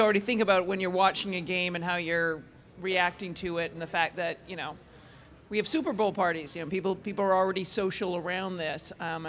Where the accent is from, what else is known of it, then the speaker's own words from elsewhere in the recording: Canada; being Canadian